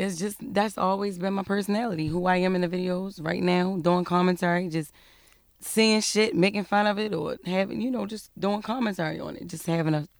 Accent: Baltimore, Maryland, United States; I'm from Baltimore.

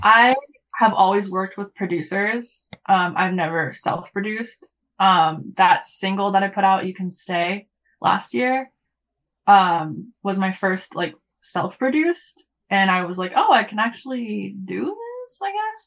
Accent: Los Angeles, California, United States; moved away; growing up in Los Angeles

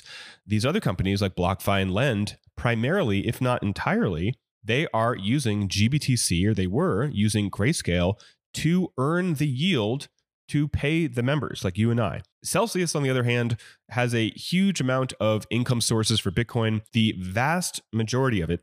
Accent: Oakland, California, United States; I grew up in the Oakland Bay Area

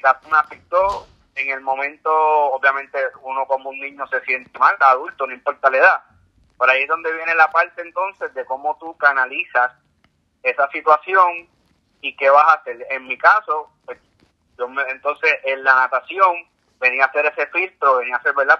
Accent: San Juan, Puerto Rico; yo me crié aquí en San Juan

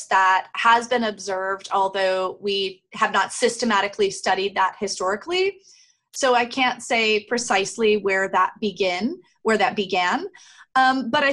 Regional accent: United States; as an American

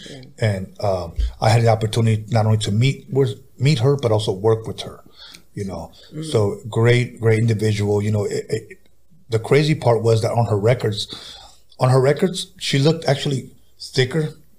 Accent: California, United States; I'm from everywhere, man, but I stay in San Diego.

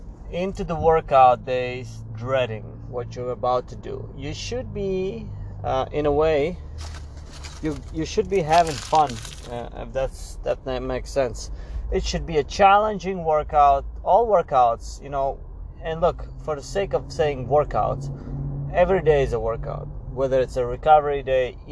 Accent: Latvia; now in United States; my original country, I'm from Latvia originally

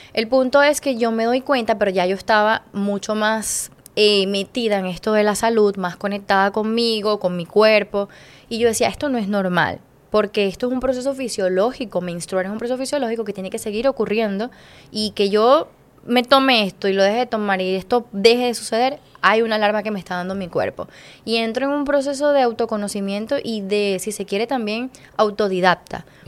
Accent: Venezuela; moved away as an adult; en mi país

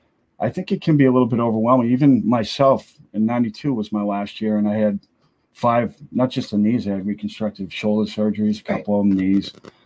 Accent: Needham, Massachusetts, United States; I grew up in Needham, Mass.

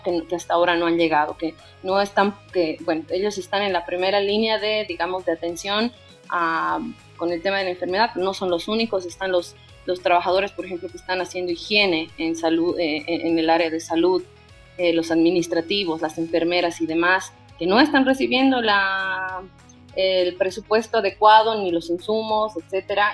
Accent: Bolivia

